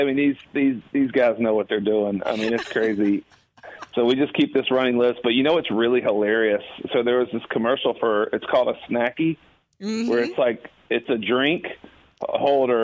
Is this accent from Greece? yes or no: no; Augusta, Georgia, United States; now in Nashville, United States; I grew up in Augusta, Georgia, and it was like once in every 10 years it would snow there